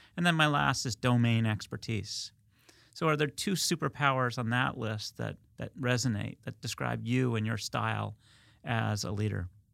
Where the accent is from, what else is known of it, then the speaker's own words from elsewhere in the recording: United States; I grew up in Westchester, that's why I, I throw in the wicked.